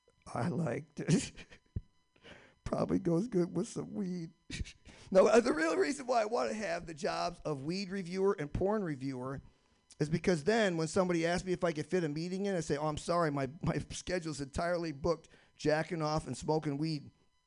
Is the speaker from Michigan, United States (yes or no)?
yes; Michigan, United States; When I was growing up in Michigan, we demarked our year by 2 seasons, 9 months of snow and 3 months of risky ice fishing.